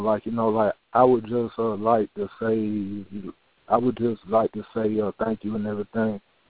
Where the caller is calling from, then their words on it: Atlanta, Georgia, United States; I'm from Atlanta, and I'm part of Cherokee Indian